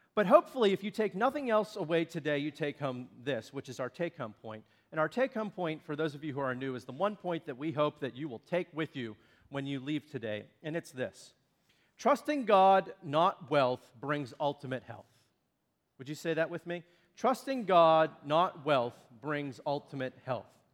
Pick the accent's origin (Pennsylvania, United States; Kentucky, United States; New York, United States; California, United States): Pennsylvania, United States; Shakora; from Shakora, which is where I now live, but that was also my hometown